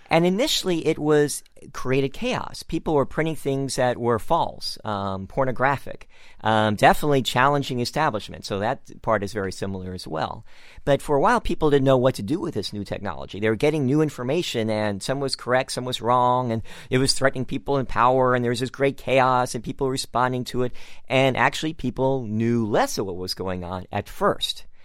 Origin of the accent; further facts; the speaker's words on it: San Francisco, California, United States; I'm also from San Francisco